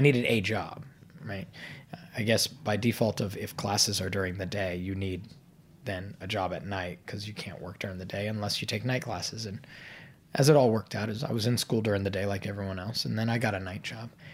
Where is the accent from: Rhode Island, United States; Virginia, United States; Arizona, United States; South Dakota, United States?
Virginia, United States; Fairfax; moved away as an adult; also born or lived in Madison, Wisconsin; I grew up in Fairfax, Virginia